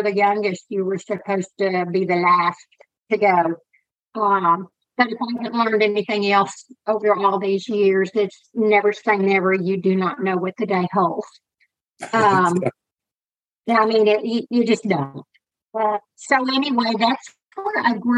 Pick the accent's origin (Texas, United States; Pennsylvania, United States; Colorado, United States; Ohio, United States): Texas, United States; Big Spring; also born or lived in San Angelo, Texas; I was born in San Angelo, Texas, but was raised in Big Spring, Texas, out in West Texas